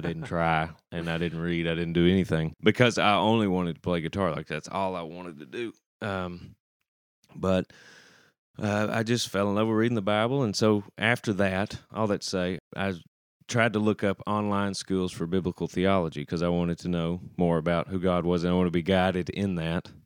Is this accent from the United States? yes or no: yes; Shelbyville, Texas, United States; now in Nashville, United States; growing up in Shelbyville